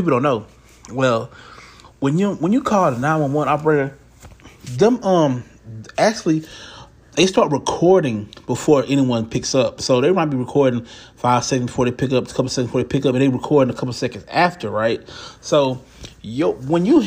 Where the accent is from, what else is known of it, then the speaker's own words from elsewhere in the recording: Houston, Texas, United States; I'm from Houston. I live in Houston